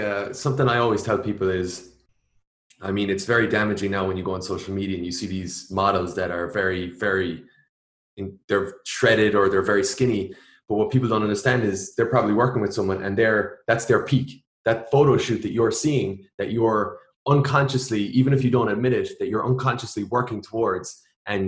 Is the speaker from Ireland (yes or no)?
yes; Ireland; now in United States; my home country, Ireland